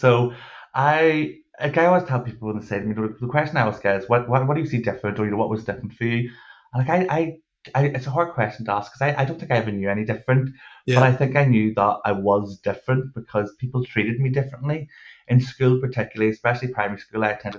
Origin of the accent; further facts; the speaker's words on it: Northern Ireland, United Kingdom; I am Northern Irish. We do have a tendency to speak slightly faster